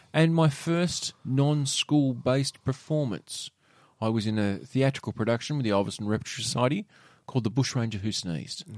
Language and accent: English; Penguin, Tasmania, Australia; I remember growing up in Penguin